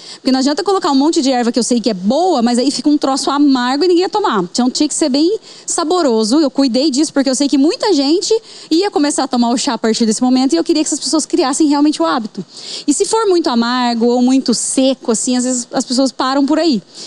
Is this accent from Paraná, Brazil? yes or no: yes; Bandeirantes, Paraná, Brazil; nasci em Bandeirantes, Paraná.